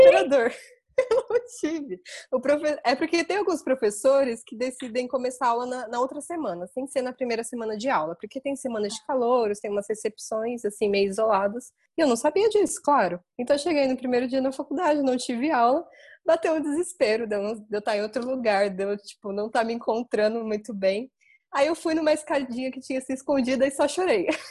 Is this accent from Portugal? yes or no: no; São José dos Campos, São Paulo, Brazil; moved away as an adult; also born or lived in Guarulhos; Eu sou de São José dos Campos e a minha faculdade era em Guarulhos